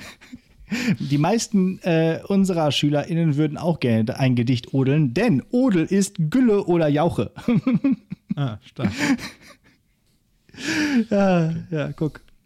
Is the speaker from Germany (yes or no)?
yes; Northern Germany, Germany; ich komme auch aus dem Norden